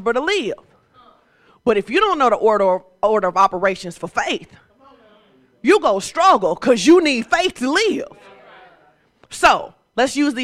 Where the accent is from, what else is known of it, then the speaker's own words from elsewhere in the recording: Fordyce, Arkansas, United States; I'm from Fordyce, okay? And I grew up in a place where my grandma was like